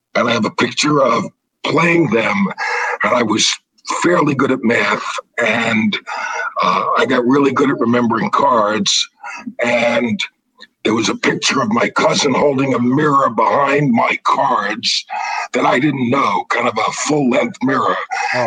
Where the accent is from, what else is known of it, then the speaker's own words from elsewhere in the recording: New York City, New York, United States; I grew up in the Bronx, kind of a high risk neighborhood